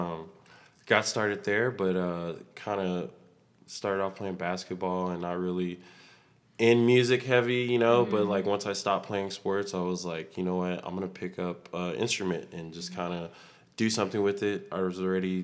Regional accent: Austin, Texas, United States; I'm originally from Austin, Texas

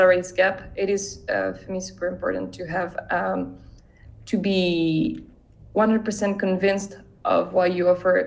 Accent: France; my home country, which is France

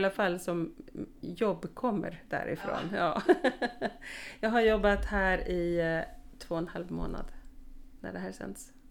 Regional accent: Skåne, Sweden; also born or lived in Uppsala; jag är född i Uppsala faktiskt. Ehm, men bodde där ett år och sen är jag uppvuxen i Skåne på lite olika ställen

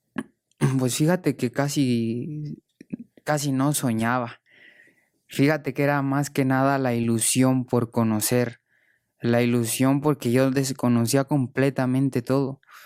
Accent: Morelia, Michoacán, Mexico; moved away; also born or lived in Spain; mi tierra, de mi familia

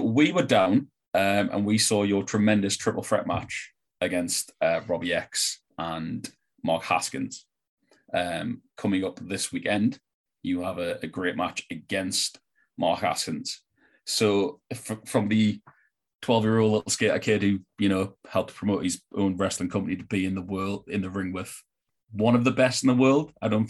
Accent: Newcastle upon Tyne, North East England, United Kingdom; we're from Newcastle

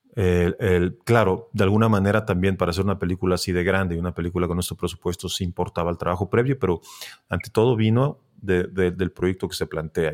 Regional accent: Tijuana, Baja California, Mexico; moved away; yo soy de Tijuana

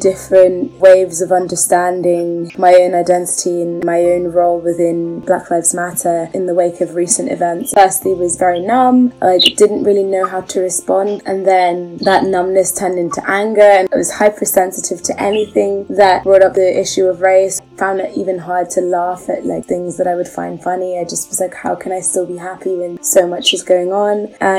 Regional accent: London, United Kingdom; I'm from London, and I have just finished studying at the University of St. Andrews in Scotland.

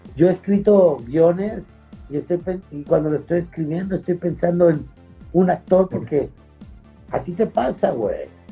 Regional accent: Mexico; como mexicano

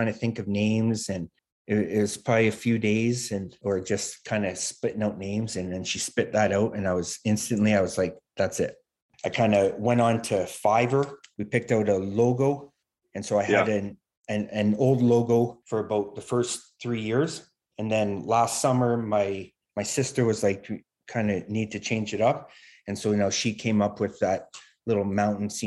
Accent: West Coast, Canada; also born or lived in Toronto; now in Calgary, Canada; we're from the West Coast, and we moved out there for my job

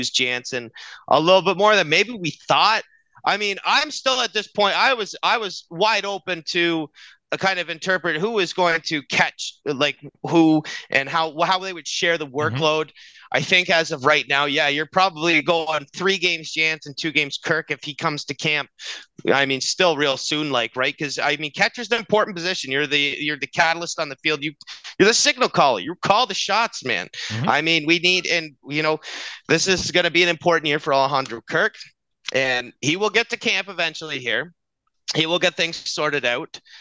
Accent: Canada; being a Canadian

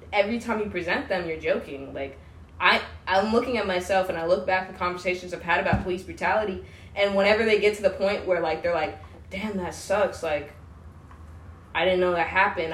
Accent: outside Washington D.C., District of Columbia, United States; moved away as an adult; now in Bellingham, United States; or outside Washington D.C.

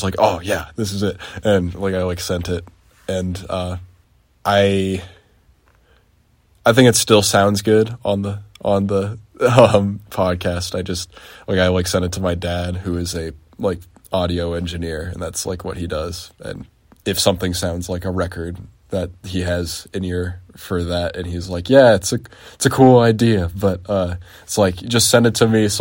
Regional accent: Seattle area, Western Washington, United States; Washington, which is where I'm from

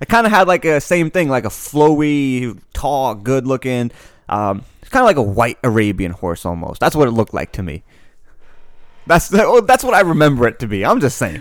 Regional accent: United States; growing up in America

